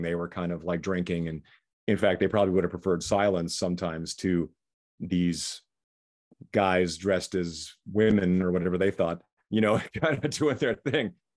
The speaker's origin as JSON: {"language": "English", "region": "Saskatchewan", "country": "Canada", "tie": "born or raised there", "also_born_or_lived": "Vancouver", "moved": "as an adult", "lives_now": "Las Vegas, United States", "said": "we grew up in Saskatchewan"}